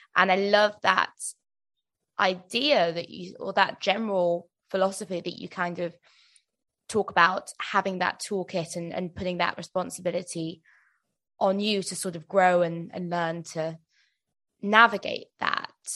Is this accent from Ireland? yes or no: no; United Kingdom; as British people